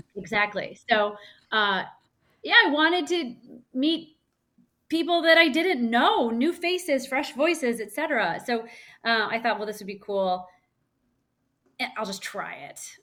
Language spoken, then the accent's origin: English; Missouri, United States; I grew up in Missouri